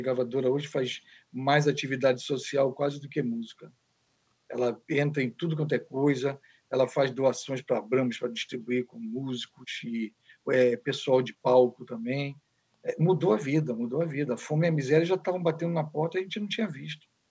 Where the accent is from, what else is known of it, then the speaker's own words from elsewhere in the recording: Niterói, Rio de Janeiro, Brazil; Eu sou de Niterói, sou Papa Goiaba